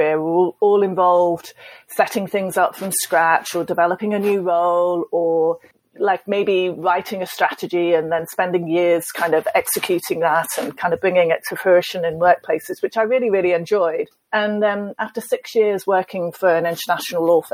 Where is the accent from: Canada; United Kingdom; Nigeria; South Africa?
United Kingdom; being British